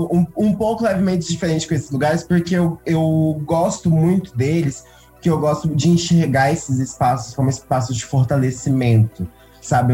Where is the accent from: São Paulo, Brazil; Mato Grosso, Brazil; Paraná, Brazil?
Mato Grosso, Brazil; Primavera do Leste; eu sou de Primavera do Leste, no Mato Grosso, eu sou de uma cidade do interior do Mato Grosso